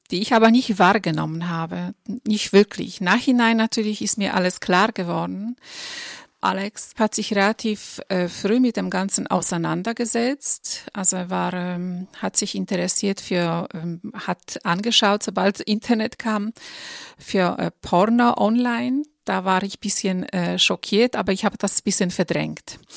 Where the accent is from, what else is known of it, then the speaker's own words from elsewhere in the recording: Poland; moved away as an adult; now in Germany; Ich bin in Polen geboren und aufgewachsen und seit meinem 19. Lebensjahr lebe ich im Ausland. Schon mittlerweile sind es 27 Jahre, davon die letzten zehn Jahre in Deutschland.